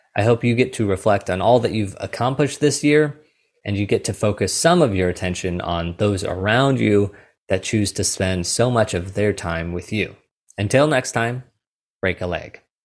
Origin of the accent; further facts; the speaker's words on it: St. Louis, Missouri, United States; I am from Saint Louis, Missouri